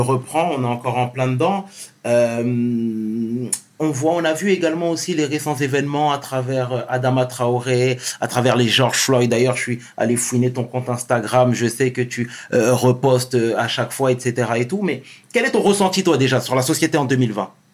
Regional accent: Senegal; je suis d'origine du Sénégal, je viens du Sénégal

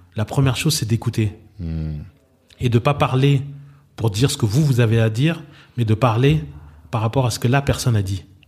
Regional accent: Benin; moved away; also born or lived in Abidjan; Le Bénin est ma terre natale.

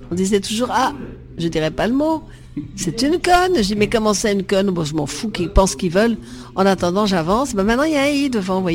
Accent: Vietnam; ma vie avant Marie-Rose, c'est d'être euh, en Indochine où je suis née, au Vietnam, et j'ai eu la chance d'être sur une plantation de caoutchouc.

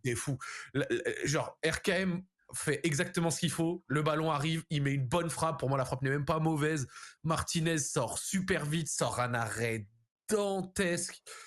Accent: France; en tant que Français

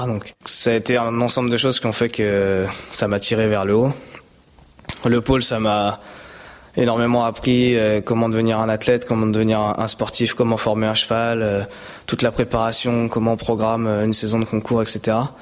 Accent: Val-d'Oise, Île-de-France, France; also born or lived in Maisons-Laffitte, Yvelines (78); je suis né voilà dans 78, j'ai grandi dans le 95. J'ai fait toutes mes études, mes premières années scolaires dans le 95

